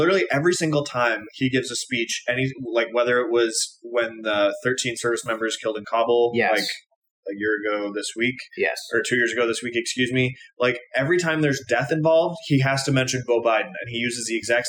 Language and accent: English; Midwest, United States; growing up in the Midwest, we have sirens, but they're for tornadoes.